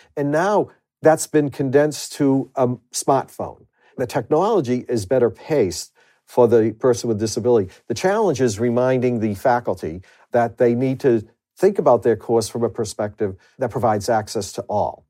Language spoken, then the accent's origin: English; Boston, Massachusetts, United States; accent: Boston truck driver's accent; I refer to my accent as a Boston truck driver's accent